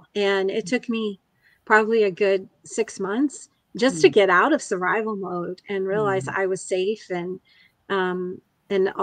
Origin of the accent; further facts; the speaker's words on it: United States; Even though I was born in the United States